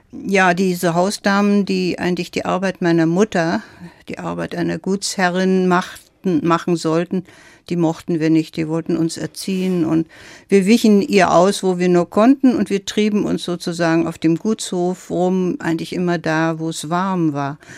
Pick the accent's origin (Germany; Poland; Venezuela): Poland; Silesian Voivodeship; Ja, mein erstes Leben begann in meiner Heimat in Schlesien. Ich bin auf dem Land aufgewachsen, auf einem ziemlich großen Gut in einer sehr traditionellen preußischen Familie